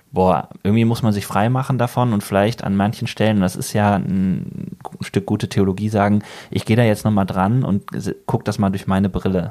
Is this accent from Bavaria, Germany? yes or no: no; Bergisches Land, North Rhine-Westphalia, Germany; now in Ruhr area, Germany; ich komme aus dem Bergischen und da sagt man eher so Birne